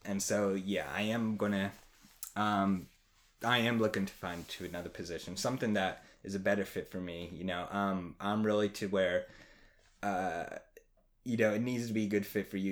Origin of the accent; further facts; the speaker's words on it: outside Trenton, New Jersey, United States; moved away as an adult; also born or lived in Pittsburgh / Baltimore; I am from New Jersey originally, um, little outside the capital of Trenton. So, I grew up there, spent eighteen years of my life there